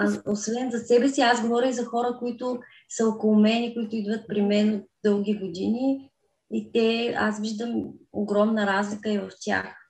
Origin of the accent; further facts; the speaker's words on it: Kazanlak, Stara Zagora Province, Bulgaria; now in Stara Zagora, Bulgaria; По принцип съм родена в град Казанлък, но от 14 годишна живея в Стара Загора.